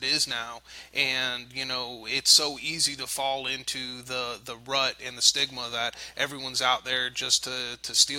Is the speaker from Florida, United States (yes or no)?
yes; South Florida, United States; we grew up in South Florida